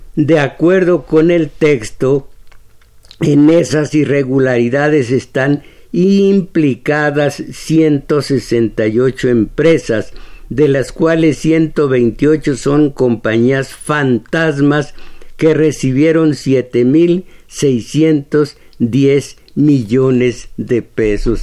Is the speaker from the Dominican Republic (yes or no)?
no; Mexico